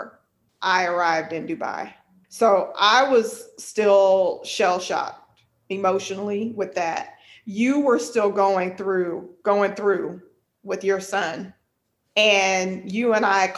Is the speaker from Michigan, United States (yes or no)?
no; El Paso, Texas, United States; I'm from Texas and I'm from El Paso